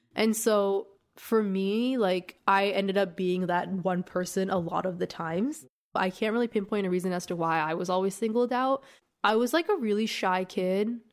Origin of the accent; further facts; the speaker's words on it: Masjed Soleyman, Khuzestan, Iran; moved away; I was born in a small town called Masjid Suleiman in southern Iran